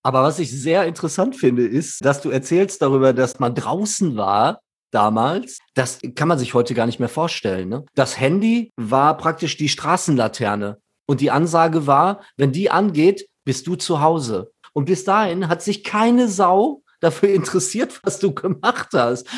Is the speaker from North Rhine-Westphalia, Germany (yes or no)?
yes; Dortmund, North Rhine-Westphalia, Germany; als Dortmunder Band in Dortmund